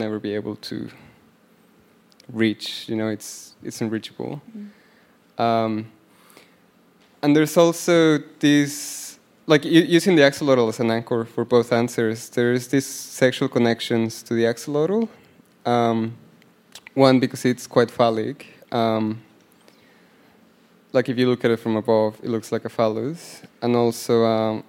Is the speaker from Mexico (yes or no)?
yes; Mexico; I'm from Mexico.